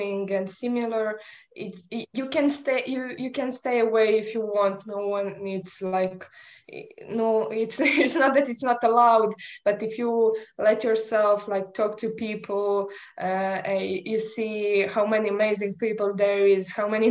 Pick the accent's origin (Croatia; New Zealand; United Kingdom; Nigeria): Croatia; I'm from Croatia, which is quite small country